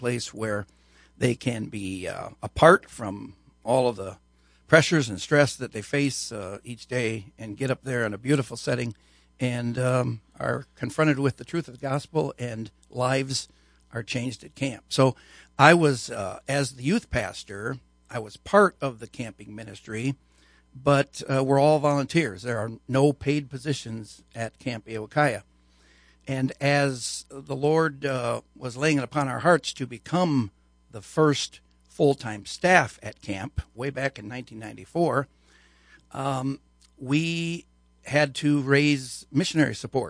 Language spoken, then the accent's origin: English; Aurora, Illinois, United States; moved away as an adult; also born or lived in Grand Rapids, Michigan; I was born and raised in Aurora, Illinois